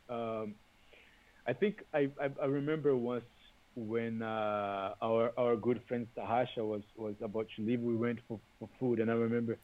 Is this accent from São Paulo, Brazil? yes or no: no; Salvador, Bahia, Brazil; English is a second language; moved away as an adult; now in Toronto, Canada; I was born in Bahia. I grew up in Salvador